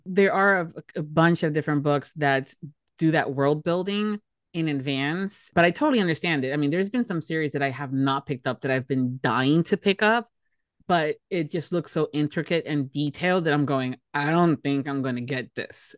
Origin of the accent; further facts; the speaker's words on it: Miami, Florida, United States; born and raised in Miami, Florida